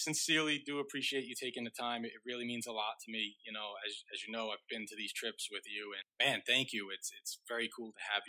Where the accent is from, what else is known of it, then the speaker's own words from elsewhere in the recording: Boston, Massachusetts, United States; moved away as an adult; now in Los Angeles, United States; places where I grew up in Boston or even here where I live now in LA.